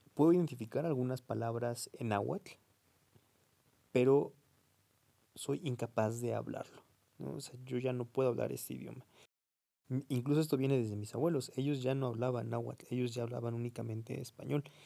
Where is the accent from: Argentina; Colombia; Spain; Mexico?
Mexico; aquí en México